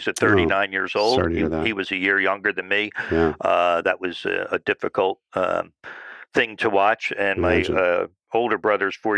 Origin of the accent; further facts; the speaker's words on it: New Jersey, United States; I grew up in South Jersey, sort of a suburb type of community